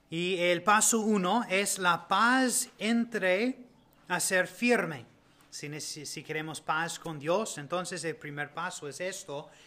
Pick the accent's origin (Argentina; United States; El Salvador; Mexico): United States; Spanish is a second language; moved away; los dos somos ah, de Estados Unidos